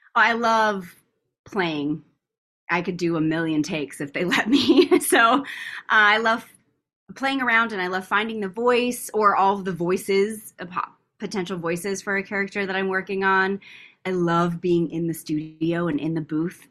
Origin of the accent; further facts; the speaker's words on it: Tucson, Arizona, United States; moved away as an adult; now in Los Angeles, United States; my hometown of, of Tucson, Arizona